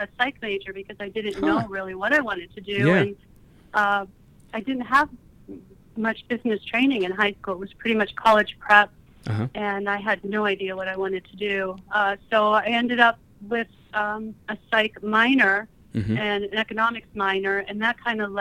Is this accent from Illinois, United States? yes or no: no; Canfield, Ohio, United States; Yes, I am a native of Ohio. I grew up in Canfield, Ohio